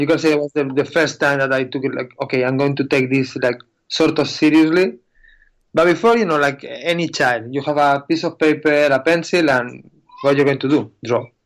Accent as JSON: {"language": "English", "country": "Spain", "second_language": "English", "said": "I'm from Spain"}